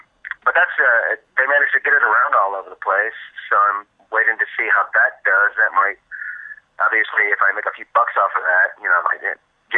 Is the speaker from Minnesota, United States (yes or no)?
no; Milan, Michigan, United States; I am. I'm from, right now I'm calling from Milan, Michigan, which is just south of Ann Arbor